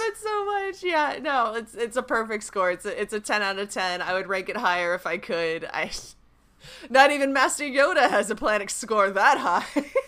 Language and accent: English; California, United States; I am from California